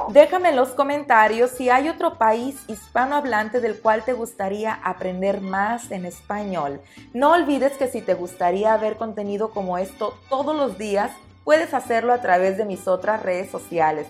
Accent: Mexico; como mexicano

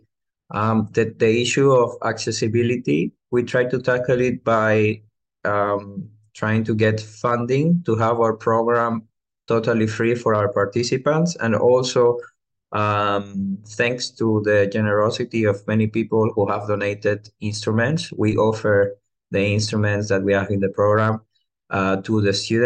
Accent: Venezuela; now in Greece; I come from Venezuela, which is, let's say, the place of origin of El Sistema.

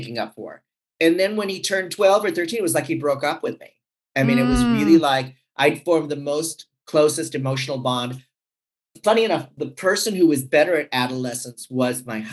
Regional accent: San Francisco, California, United States; I'm from San Francisco.

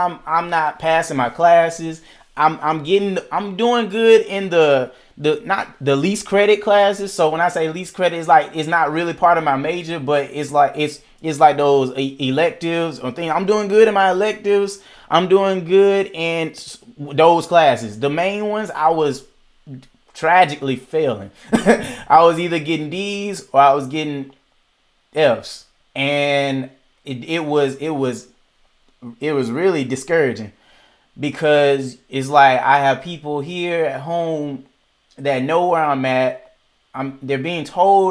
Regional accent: Macon, Georgia, United States; also born or lived in Atlanta, Georgia; my city of Macon, Georgia, where I am now

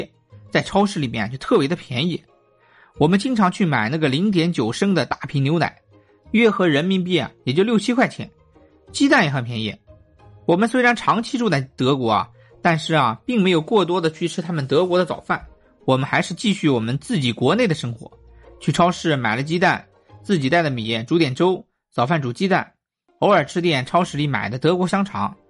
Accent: China; also born or lived in Berlin, Germany; 我们中国人

